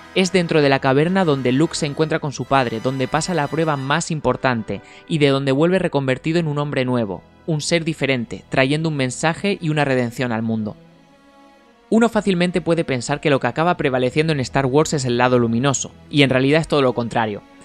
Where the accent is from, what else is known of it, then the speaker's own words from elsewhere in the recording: Spain; nosotros en España